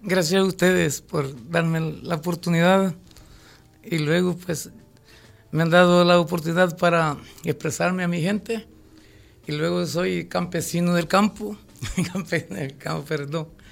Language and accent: Spanish; Quezaltepeque, La Libertad, El Salvador; Represento a mi pueblo del campo